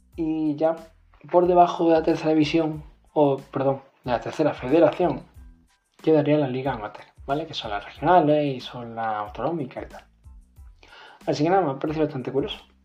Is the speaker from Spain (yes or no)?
yes; Málaga, Andalusia, Spain; soy de Málaga